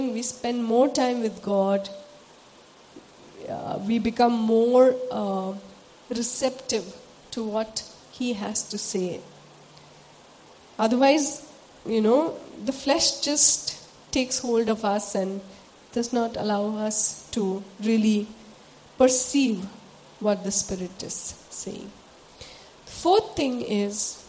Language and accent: English; Sikkim, India; moved away as an adult; should I stay back in my hometown? My home is a beautiful place. For those of us who don't know where I come from, I'm from Sikkim.